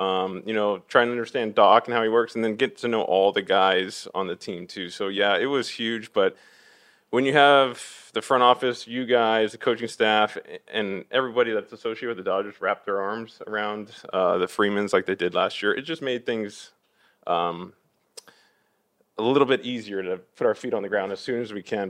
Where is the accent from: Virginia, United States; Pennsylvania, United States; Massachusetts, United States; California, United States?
California, United States; Orange; also born or lived in Fountain Valley, California / Villa Park, California; now in Los Angeles, United States; I grew up in Orange, um, which is, you know, about ten minutes from Angel Stadium